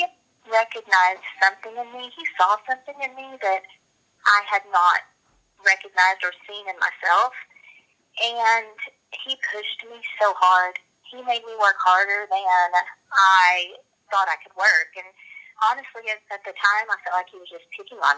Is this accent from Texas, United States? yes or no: no; Empire City, Oklahoma, United States; also born or lived in Duncan, Oklahoma; I grew up in Empire City, Oklahoma. I was born in Duncan and grew up my entire life right there in Empire